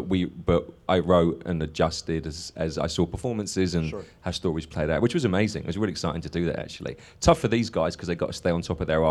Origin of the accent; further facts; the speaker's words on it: London, United Kingdom; I grew up in London